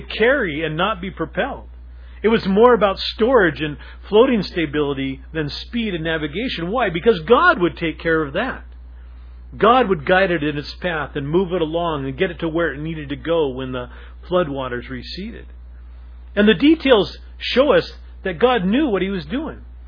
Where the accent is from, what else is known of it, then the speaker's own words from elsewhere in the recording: Seattle, Washington, United States; a Seattle person, especially like myself, growing up in Ballard